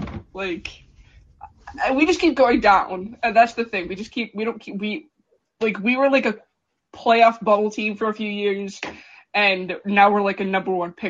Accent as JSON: {"language": "English", "town": "Philadelphia", "region": "Pennsylvania", "country": "United States", "said": "I'm from Philly"}